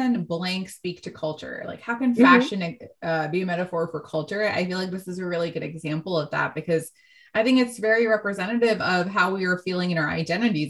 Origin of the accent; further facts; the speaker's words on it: United States; growing up in America